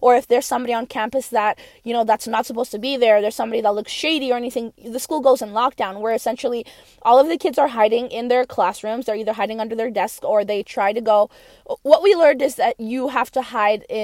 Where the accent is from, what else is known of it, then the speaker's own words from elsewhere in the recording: Brooks, Alberta, Canada; I grew up in Canada, more specifically in Brooks, Alberta. I spent like 17 years there.